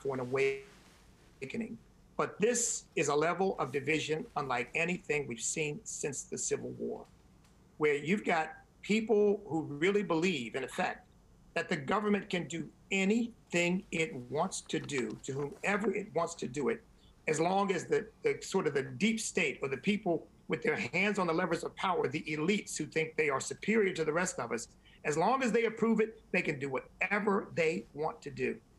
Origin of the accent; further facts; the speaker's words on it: United States; I am not an African American, I am an American.